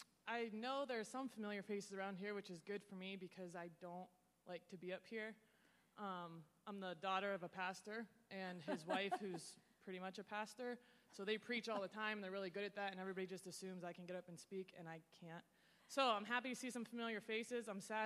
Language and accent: English; Senegal; I grew up in Senegal, West Africa, in a French-speaking country. It was stable at the time.